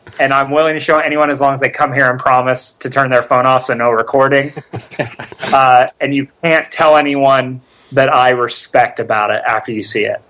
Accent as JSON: {"language": "English", "town": "Bakersfield", "region": "California", "country": "United States", "tie": "born or raised there", "moved": "yes", "said": "Yeah, I grew up in Bakersfield, California."}